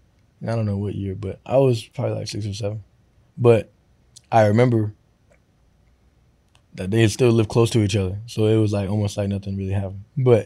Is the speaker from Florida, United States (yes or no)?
yes; Florida, United States; So, but I got that from my dad because I grew up in Florida.